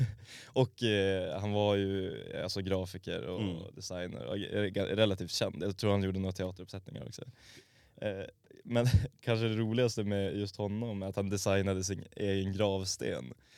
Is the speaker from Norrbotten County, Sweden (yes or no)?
yes; Norrbotten County, Sweden; Jag är från Norrbotten